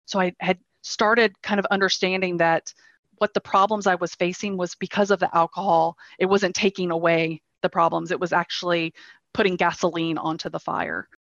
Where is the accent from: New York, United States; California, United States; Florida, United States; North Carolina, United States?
North Carolina, United States; moved away as an adult; also born or lived in Denmark; now in Copenhagen, Denmark; I am living in Denmark. I have been in Denmark for the past four years. Prior to that, I was in North Carolina, uh, born and raised in North Carolina.